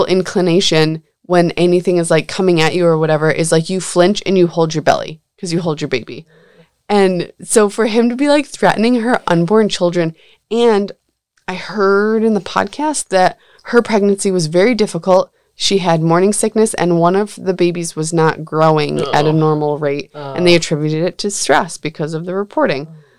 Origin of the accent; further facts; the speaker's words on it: Coney Island, New York, United States; I'm from Coney Island.